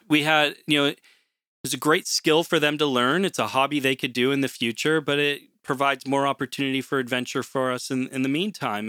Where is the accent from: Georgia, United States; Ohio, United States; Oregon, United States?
Oregon, United States; Portland; moved away as an adult; now in Canada; I'm originally from Portland, Oregon